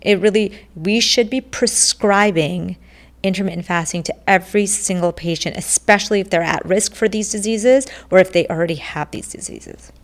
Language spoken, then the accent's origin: English; India; I was born in India